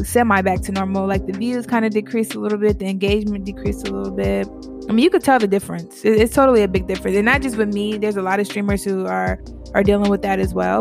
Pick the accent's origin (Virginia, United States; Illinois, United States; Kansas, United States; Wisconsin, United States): Virginia, United States; I'm from Virginia